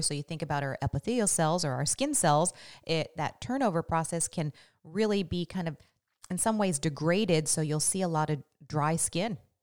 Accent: Washington, United States; also born or lived in Las Vegas; growing up in Washington with our temperate, temperate, um, weather

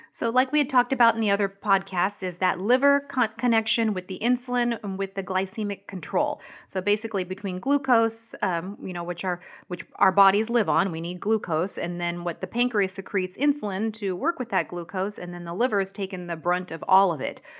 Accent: Washington, United States; moved away; I'm from Washington State

